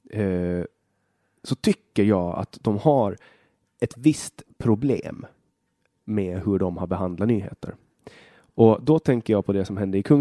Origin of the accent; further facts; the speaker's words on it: Åland, Finland; Eh, och jag kommer från Åland och vi har eh, jag skulle, jag skulle säga att vi har ett, ett skolsystem som är, är fundamentalt annorlunda från Sverige.